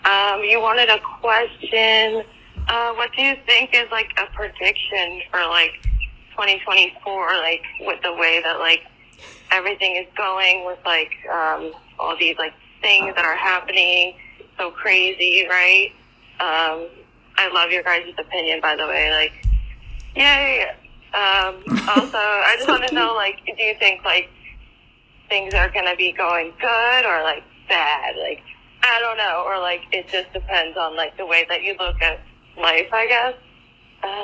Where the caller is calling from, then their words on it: New Jersey, United States; I'm calling from New Jersey.